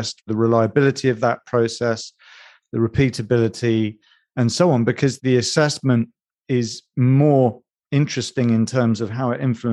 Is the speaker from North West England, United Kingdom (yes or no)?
no; Edinburgh, Scotland, United Kingdom; Edinburgh is my hometown.